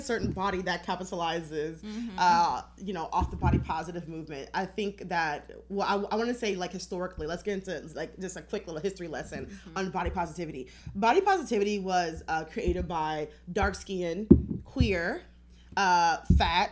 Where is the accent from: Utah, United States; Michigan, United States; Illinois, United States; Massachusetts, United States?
Michigan, United States; Detroit; we're both from Detroit